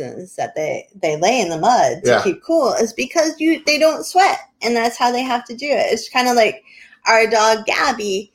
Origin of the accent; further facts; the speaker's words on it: New England, United States; I'm from New England and from poor people who don't believe in being happy